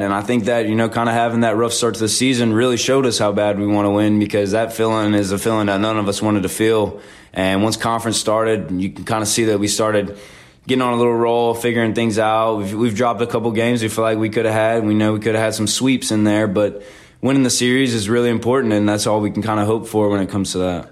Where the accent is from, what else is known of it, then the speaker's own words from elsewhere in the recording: Zachary, Louisiana, United States; moved away as an adult; now in Hattiesburg, United States; I'm from Zachary, Louisiana, which is about 15 minutes north of Baton Rouge